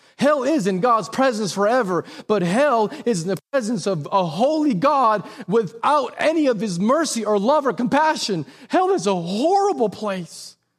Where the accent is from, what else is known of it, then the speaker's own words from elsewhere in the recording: Texas, United States; because quite honestly, that's just your civic duty as a Texan. I'm Republican. I go to church. Like, I'm a Christian.